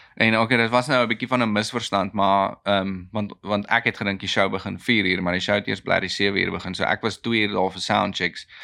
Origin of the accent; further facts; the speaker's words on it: South Africa; ek is 'n boer, ek is 'n Suid-Afrikaner, ek is 'n Afrikaner